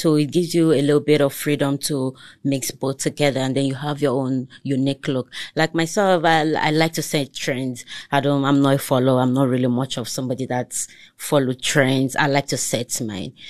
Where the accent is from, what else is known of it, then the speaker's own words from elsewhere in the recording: Lagos, Nigeria; first language Togolese; English is a second language; moved away as an adult; now in South Africa; I grew up there, I schooled there throughout my educational, uh, stage